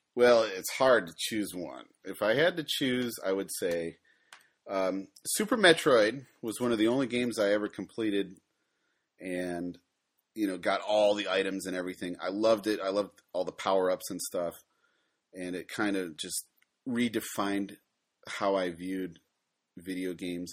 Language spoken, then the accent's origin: English; Ohio, United States; moved away as an adult; now in Japan; I'm originally from Ohio, but like most people, I escaped